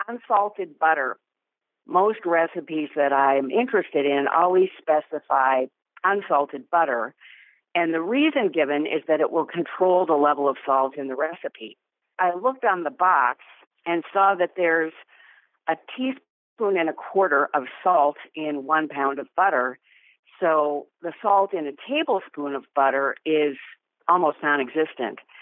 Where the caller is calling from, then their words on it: North Oaks, Minnesota, United States; I'm calling from North Oaks, Minnesota